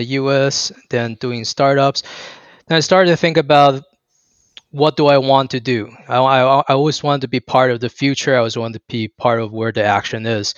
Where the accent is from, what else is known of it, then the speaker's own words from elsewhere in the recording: Taiwan; moved away; also born or lived in Atlanta, Georgia, United States / Chicago, United States; I was born in Atlanta, Georgia. I grew up in Taiwan. Then I spent the last 10 years in Chicago